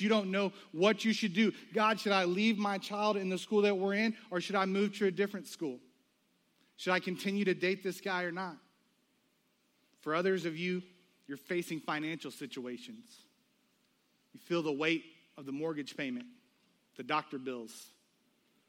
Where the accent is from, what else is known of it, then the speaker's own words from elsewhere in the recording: United States; also born or lived in the South (US); We as American people